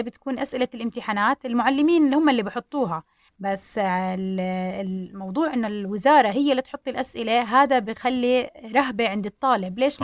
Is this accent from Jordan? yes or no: yes; Jordan; احنا عندنا بالاردن